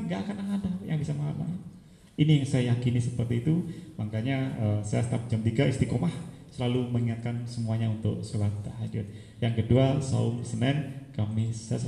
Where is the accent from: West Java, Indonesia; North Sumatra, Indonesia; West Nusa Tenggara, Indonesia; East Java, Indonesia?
East Java, Indonesia; Kediri; saya dari kota Kediri, Jawa Timur.